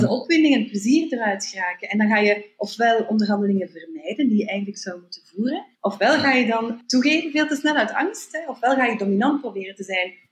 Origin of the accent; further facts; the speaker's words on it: Belgium; als Belgen